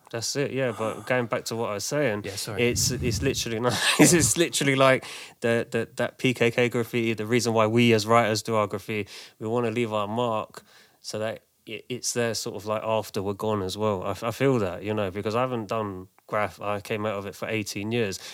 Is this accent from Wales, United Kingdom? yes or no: no; London, United Kingdom; I grew up in Manor House, which is near sort of Finsbury Park, Haringey